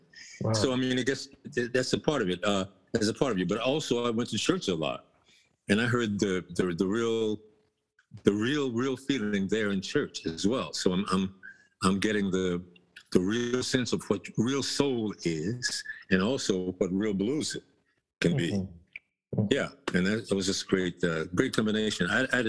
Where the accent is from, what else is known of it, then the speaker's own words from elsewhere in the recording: Texas, United States; when I was coming up, well, Texas is a real bluesy kind of place, so you can't miss it.